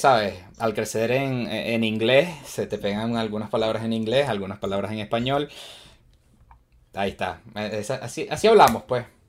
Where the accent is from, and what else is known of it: Venezuela; now in United States